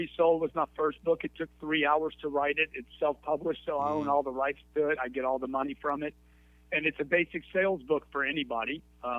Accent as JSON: {"language": "English", "town": "Lake Charles", "region": "Louisiana", "country": "United States", "accent": "Louisiana", "moved": "yes", "said": "I'm originally from Lake Charles, Louisiana, a little small town, about 60,000 people"}